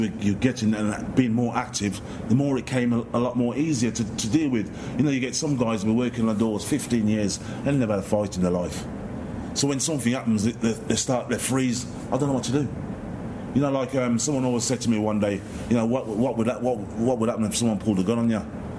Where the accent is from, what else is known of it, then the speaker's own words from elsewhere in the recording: Handsworth, West Midlands, United Kingdom; when I was about 7-8 years old, because I'm from Handsworth. So in Handsworth, we had two cinemas.